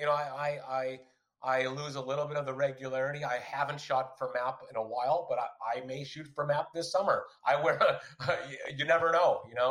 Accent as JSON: {"language": "English", "country": "United States", "said": "me as an American, I would look at it and be like"}